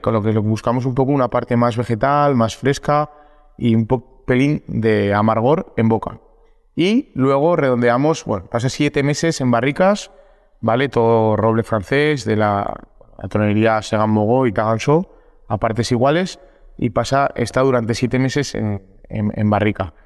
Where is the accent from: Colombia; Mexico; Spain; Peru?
Spain; Alfaro, La Rioja; los vinos que siempre se han elaborado en nuestro pueblo. Nosotros somos muy defensores de la zona, muy defensores de Alfaro